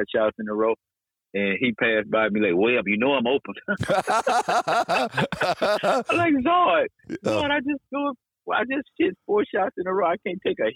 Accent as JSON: {"language": "English", "town": "Dallas", "region": "Texas", "country": "United States", "said": "I'm from Dallas and still here now"}